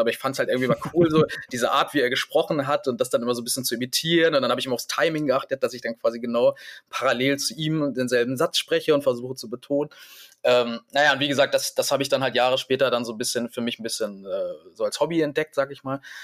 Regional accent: Hanover, Lower Saxony, Germany; ich bin ja Hannoveraner, deswegen hab ich, hatte ich zumindest nicht mit irgendeinem Dialekt äh, zu kämpfen

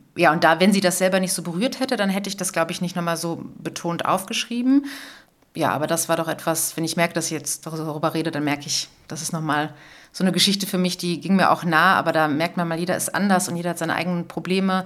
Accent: Cologne, North Rhine-Westphalia, Germany; bei uns in Köln

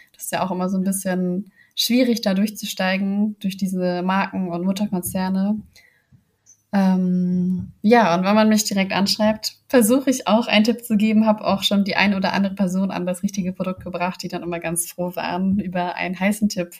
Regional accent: Hamburg, Germany; ich komme aus Hamburg

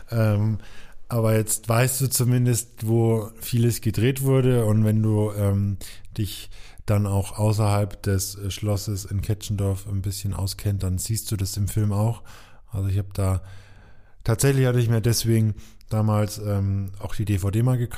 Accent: Coburg, Bavaria, Germany; in meiner Heimatstadt Coburg

